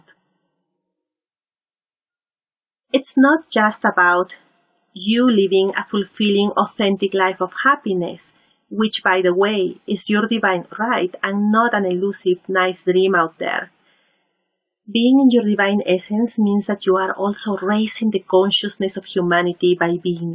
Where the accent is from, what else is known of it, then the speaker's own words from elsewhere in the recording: Lima, Peru; moved away as an adult; now in Vancouver, Canada; I was born and raised in Peru, in Lima